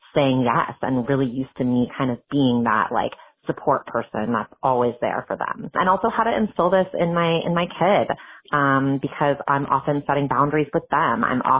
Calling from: Berkeley, California, United States; I have a deeply feeling kid that's 4.5 years old. I'm calling in from Berkeley, California

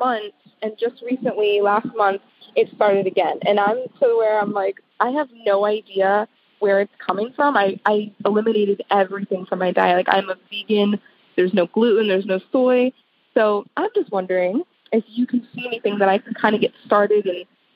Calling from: St. Petersburg, Florida, United States; I'm calling from St. Petersburg, Florida.

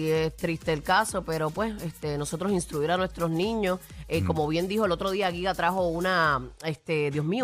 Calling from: San Germán, Puerto Rico; de San Germán.

